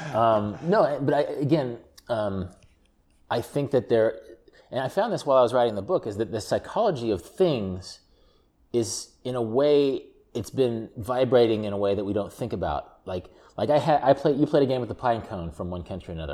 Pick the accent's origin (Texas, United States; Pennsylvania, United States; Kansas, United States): Kansas, United States; Wichita; there's a amusement park that I grew up in Wichita, Kansas called Joyland